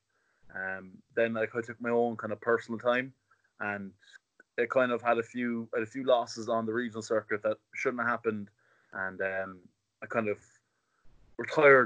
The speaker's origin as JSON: {"language": "English", "country": "Ireland", "said": "we're all IMAF fighters from Ireland"}